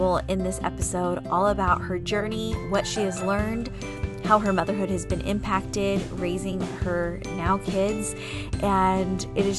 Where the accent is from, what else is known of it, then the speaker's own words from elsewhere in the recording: San Diego, California, United States; moved away as an adult; I grew up in San Diego, never left till I was 23